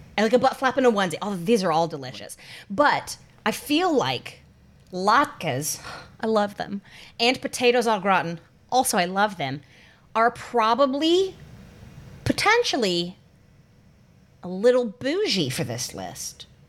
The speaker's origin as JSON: {"language": "English", "region": "North Carolina", "country": "United States", "tie": "born or raised there", "moved": "yes", "said": "my hometown in North Carolina"}